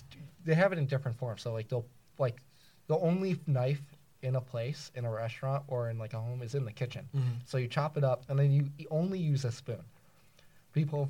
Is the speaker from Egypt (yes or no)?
no; New Jersey, United States; I'm from New Jersey